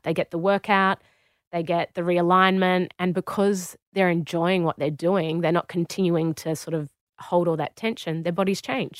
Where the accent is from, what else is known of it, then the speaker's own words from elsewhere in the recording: Australia; moved away as an adult; also born or lived in Warrington, United Kingdom; I walked in as an Australian